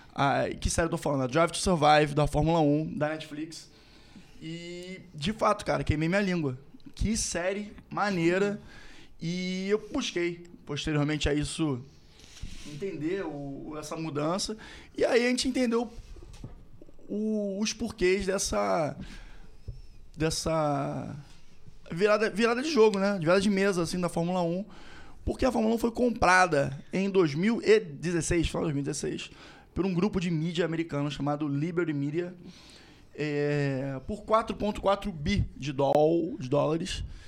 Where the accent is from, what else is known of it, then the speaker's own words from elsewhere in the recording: Rio de Janeiro, Brazil; accent: Carioca; somos cariocas, como vocês podem observar pelo nosso sotaque.